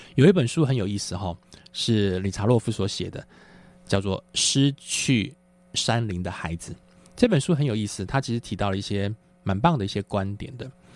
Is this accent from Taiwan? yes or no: yes; Taiwan; 我在一个，呃，眷村里面长大